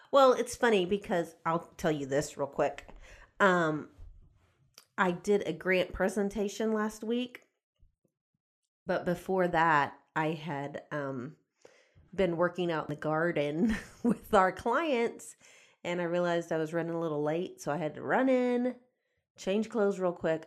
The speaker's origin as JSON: {"language": "English", "town": "Houston", "region": "Texas", "country": "United States", "tie": "born or raised there", "said": "I grew up outside of Houston"}